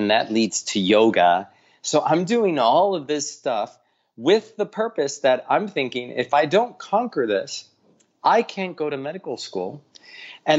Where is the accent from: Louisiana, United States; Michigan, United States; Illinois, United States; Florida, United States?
Florida, United States; Miami; moved away as an adult; also born or lived in Ithaca, New York; now in New York City, United States; I grew up in Miami, Florida